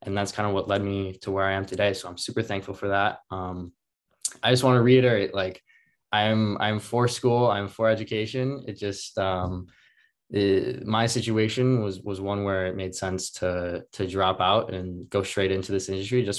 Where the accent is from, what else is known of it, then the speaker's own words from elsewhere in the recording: northern Minnesota, United States; grew up in northern Minnesota, small town.